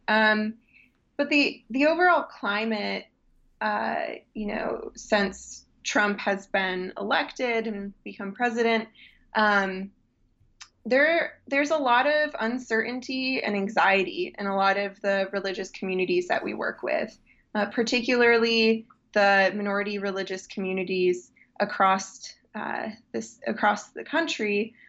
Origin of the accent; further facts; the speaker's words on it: Muskegon, Michigan, United States; When I was raised in West Michigan in Muskegon